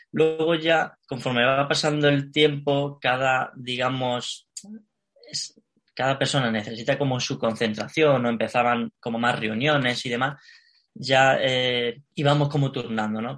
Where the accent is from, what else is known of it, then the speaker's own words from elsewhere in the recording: Alicante, Valencian Community, Spain; moved away as an adult; now in Madrid, Spain; yo soy de Alicante, ¿vale? Y a la hora de venir a Madrid, que ya hace tres años y medio